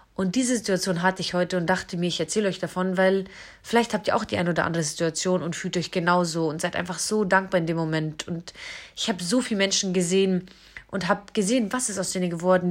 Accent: hometown on the Isar river, Bavaria, Germany; moved away as an adult; Ich bin auf jeden Fall in meine Heimatstadt wieder zurückgezogen

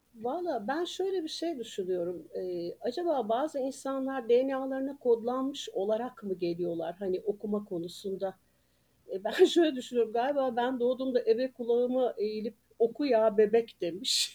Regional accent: Ankara, Turkey; moved away as an adult; also born or lived in Denizli; now in Antalya, Turkey; Ankara'da doğup büyüdüm.

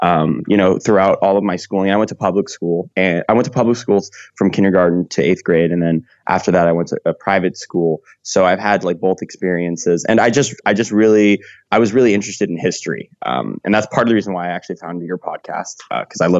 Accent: California, United States; I'm from California

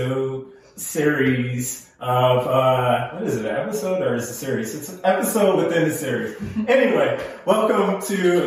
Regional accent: Philadelphia, Pennsylvania, United States; I'm from Philly

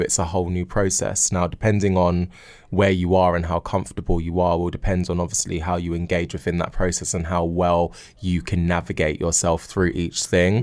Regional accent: London, United Kingdom; I grew up in Battersea, um, and growing up, you know, here and in South London

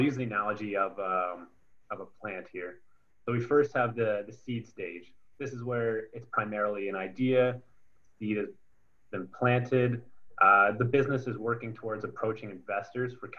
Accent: Kitchener, Ontario, Canada; I grew up in Kitchener-Waterloo region

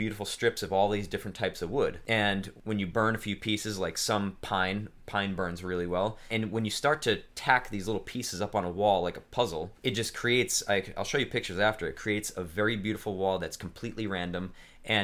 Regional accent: Boston, Massachusetts, United States; moved away as an adult; I grew up 29 years in Boston. It'll always be be home in my heart and my family

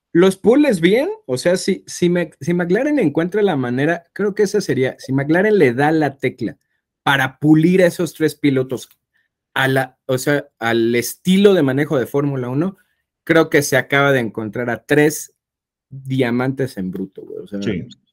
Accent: Mexico; somos mexicanos

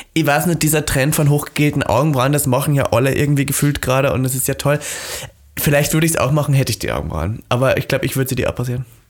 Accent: Austria; ich bin ja aus Österreich

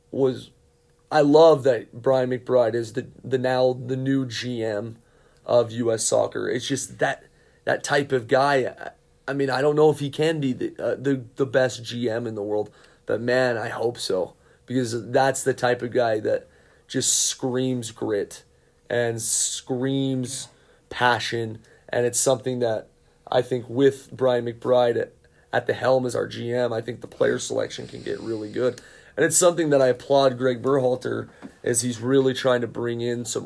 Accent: United States; I am an American-born soccer coach

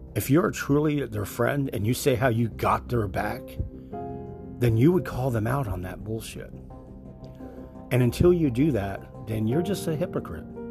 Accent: New Jersey, United States; now in Florida, United States; I'm originally from New Jersey

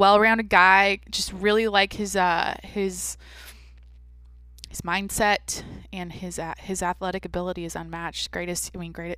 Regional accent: Seattle, Washington, United States; I'm from the Seattle area

